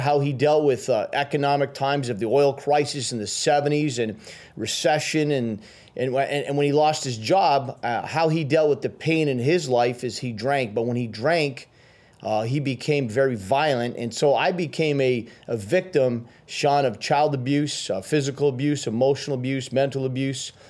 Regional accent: Timmins, Ontario, Canada; also born or lived in Ottawa / Sudbury; I was raised, uh, in a place called Timmins

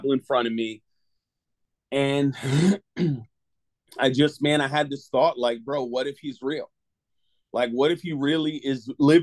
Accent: Connecticut, United States; now in Clearwater, United States; I was born and raised in Connecticut.

